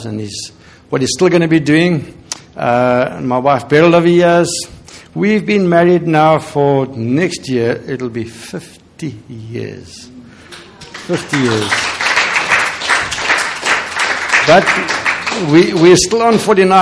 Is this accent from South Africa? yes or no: yes; South Africa; we're from, as you know, from South Africa.